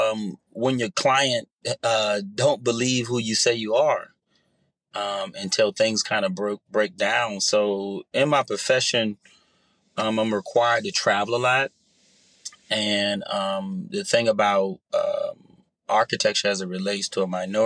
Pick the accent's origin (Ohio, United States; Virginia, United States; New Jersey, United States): New Jersey, United States; Jersey City; being young and growing up in the inner city in Jersey City